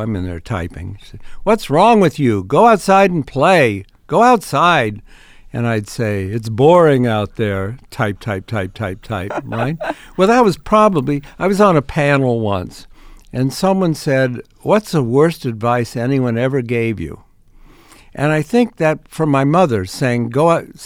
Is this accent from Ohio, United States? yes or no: yes; Ohio, United States; moved away; I grew up in Ohio